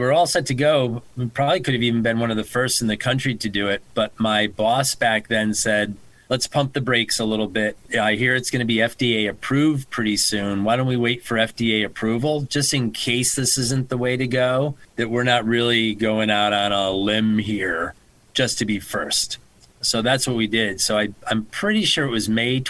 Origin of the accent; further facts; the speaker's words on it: Connecticut, United States; also born or lived in New York; I'm from Connecticut. I'm from the area